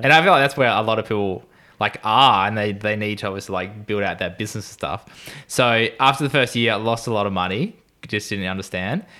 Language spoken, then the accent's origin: English; Gold Coast, Queensland, Australia; I am a cinematographer from Gold Coast in Australia